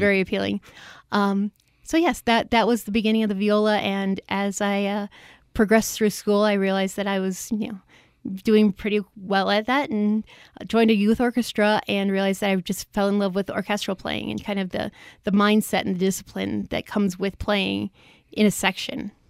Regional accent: Chicago, Illinois, United States; moved away; I'm from the Chicago area originally, and when I was growing up, there were two classical stations

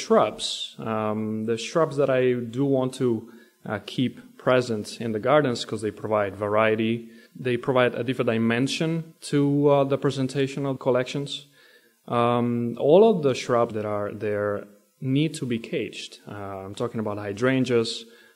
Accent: Italy; moved away as an adult; now in United States; I come from Italy, and I was raised there till the age of about 24.

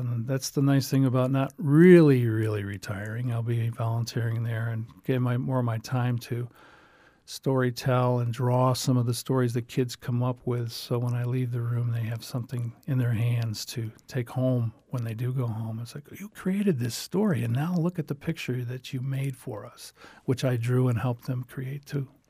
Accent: New York, United States; now in Southwest Florida, United States; I'm from New York

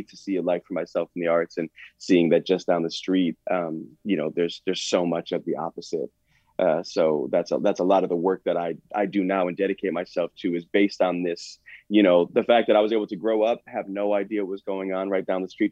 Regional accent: DeWitt, New York, United States; born or raised there; also born or lived in Syracuse

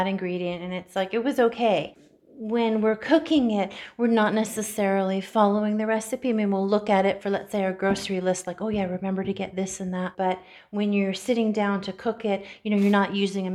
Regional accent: Canada; also born or lived in Ukraine (ancestry); now in Central Coast, United States; I was born in Canada, and much of my family was born in Ukraine

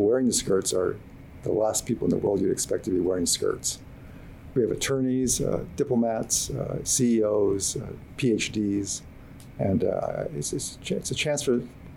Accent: Micronesia; now in Hawaii, United States; I was born and raised in Micronesia

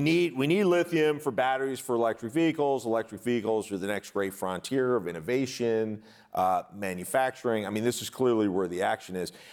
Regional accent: United States; conditioned as an American

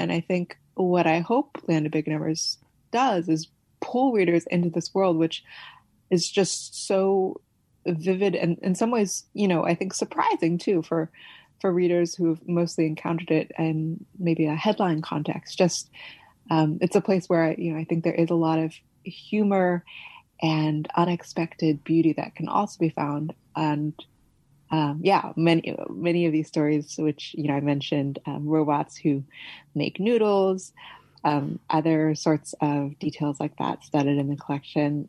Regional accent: California, United States; also born or lived in Beijing, China; I was born and raised in California, but I'm ethnically Chinese by descent

